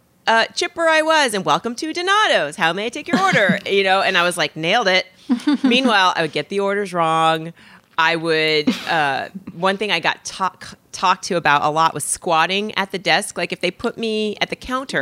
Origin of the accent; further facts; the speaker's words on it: Indiana, United States; I'm from Indiana